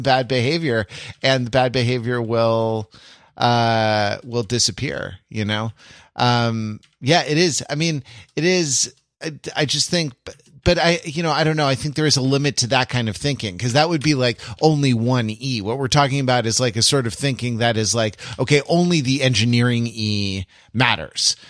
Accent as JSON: {"language": "English", "country": "United States", "said": "as an American"}